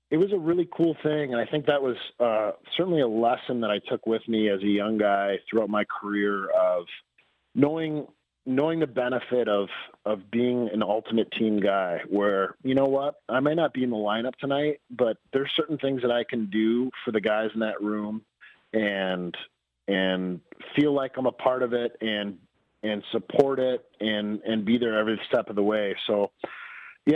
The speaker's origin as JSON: {"language": "English", "region": "Wisconsin", "country": "United States", "said": "I'm from Wisconsin, so I know what it's like when the cold starts to melt"}